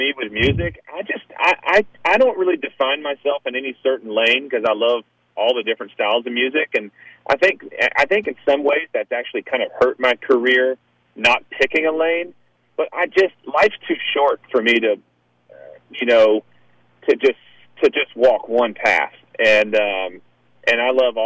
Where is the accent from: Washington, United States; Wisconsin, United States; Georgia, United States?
Georgia, United States; Augusta; I'm from Augusta, so, you know, that's the thing is, being from Augusta